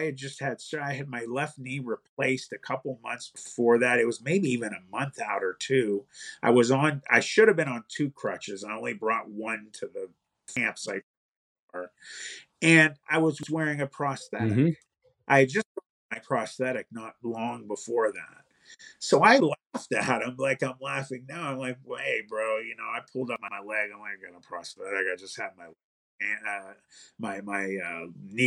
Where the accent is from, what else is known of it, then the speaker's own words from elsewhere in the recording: Youngstown, Ohio, United States; I'm from Youngstown.